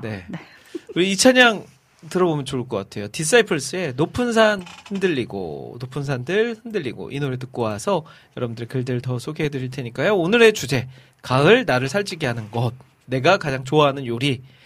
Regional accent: Iksan, North Jeolla, South Korea; now in Seoul, South Korea; 저는 고향이 익산 아닙니까

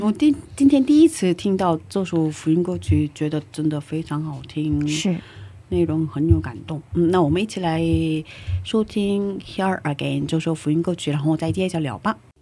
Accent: South Korea; Chinese is a second language; moved away; 我一个不会说中文，呃， 会说中文，可是中文表达有限的韩国人

